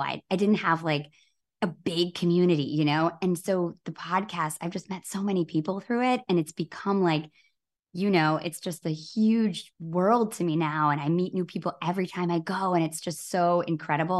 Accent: Grand Rapids, Michigan, United States; my hometown in Grand Rapids, Michigan

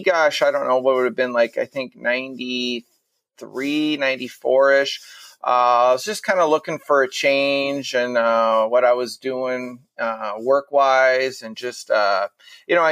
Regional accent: Minnesota, United States; I am born and raised in Minnesota

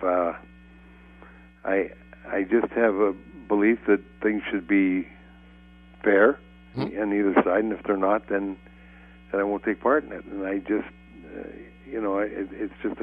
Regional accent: Canada; moved away; I'm Canadian

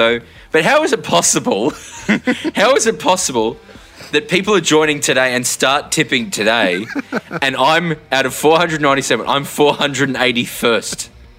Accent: Australia; Australian. I'm Irish heritage. I'm not Greek in any way

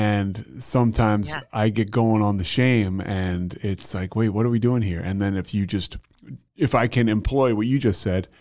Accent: Philadelphia, Pennsylvania, United States; moved away as an adult; also born or lived in Virginia; now in Austin, United States; I grew up in Philly

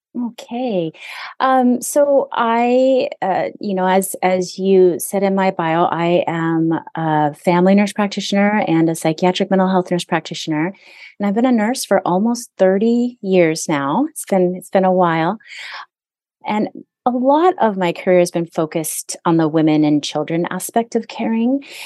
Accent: Hawaii, United States; now in Southern California, United States

